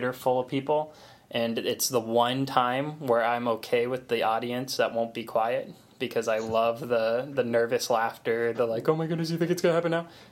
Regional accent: Florida, United States; we're from Florida

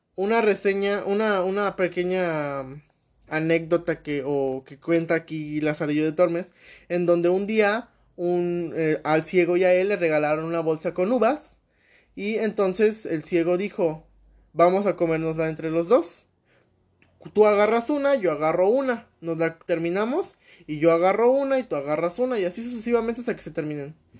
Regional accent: Mexico; aquí en mi país, México

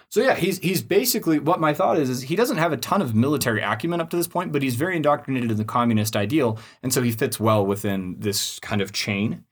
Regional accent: United States; as an American

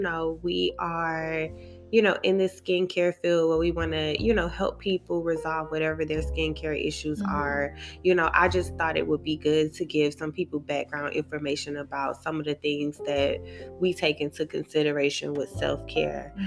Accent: Miami, Florida, United States; now in Atlanta, United States; I'm originally from Miami.

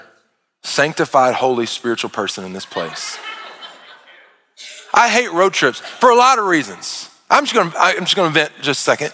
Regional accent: United States

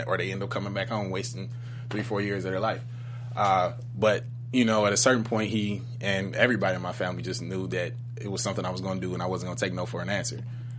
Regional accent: Detroit, Michigan, United States; growing up in Detroit as a whole just gave me the fundamental principles about how to be a good person.

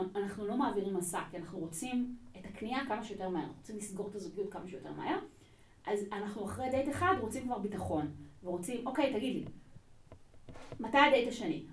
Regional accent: Israel; לא נולדתי בארץ, אני כאן מגיל שנתיים

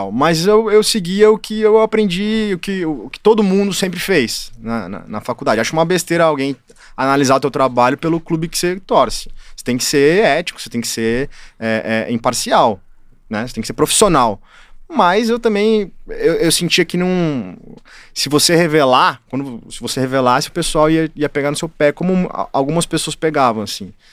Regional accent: Pindorama, São Paulo, Brazil; eu nasci em Catanduva, no hospital de Catanduva, porque minha, a minha cidade não tem nem hospital, que é Pindorama.

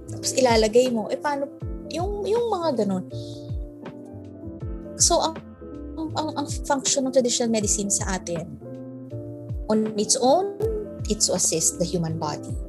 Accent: Ilonggo, Western Visayas, Philippines; moved away; Ilonggo kasi ako eh.

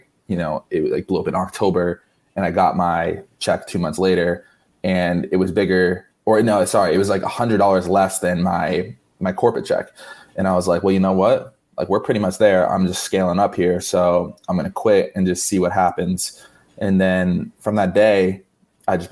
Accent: Barnstable, Massachusetts, United States; also born or lived in Boston; now in Miami, United States; Originally, I'm from Cape Cod, Massachusetts, specifically town of Barnstable

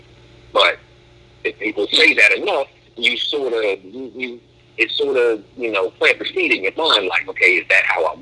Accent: Philadelphia, Pennsylvania, United States; I grew up in Philly

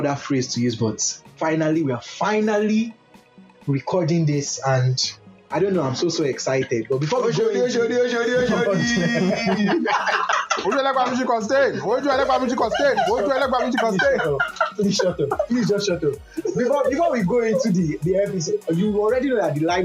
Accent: Lagos, Nigeria; the beautiful city of Lagos where I grew up

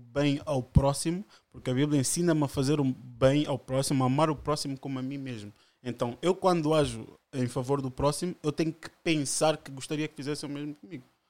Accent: Margem Sul, Lisbon, Portugal; also born or lived in Angola; vivo cá desde 5 anos

